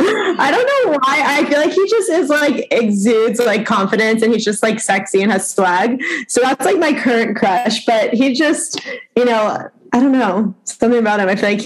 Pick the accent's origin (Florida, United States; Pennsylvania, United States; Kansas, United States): Florida, United States; moved away as an adult; also born or lived in New York / California; now in New York City, United States; I was born in New York. When I was about six, we moved to Florida to escape the cold weather. And then when I was 18, I moved to California to go to college out there. So I've lived kind of like everywhere